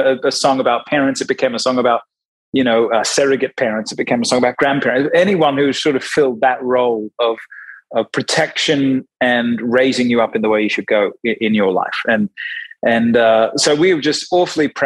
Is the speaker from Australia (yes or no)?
yes; Australia; moved away; also born or lived in Sydney, New South Wales / Brisbane, Queensland; I'm originally from Australia. We were born in Sydney, moved to Brisbane.